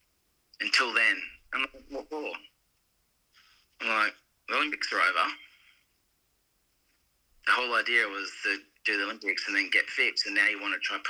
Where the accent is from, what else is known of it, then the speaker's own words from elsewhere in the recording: Australia; moved away as an adult; as another Australian